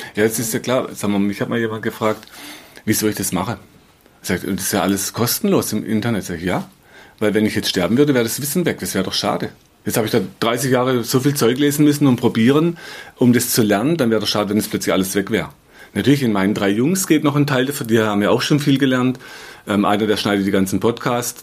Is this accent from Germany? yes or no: yes; Black Forest, Baden-Württemberg, Germany; kleine Purzelbaum, sagt man bei uns im Schwarzwald